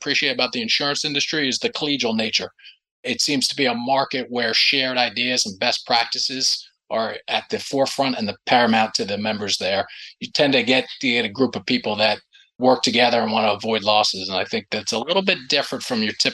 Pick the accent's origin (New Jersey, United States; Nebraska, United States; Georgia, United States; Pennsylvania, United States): New Jersey, United States; Upper Saddle River; I grew up in a small suburb of New York City. So in a small town called Upper Saddle River.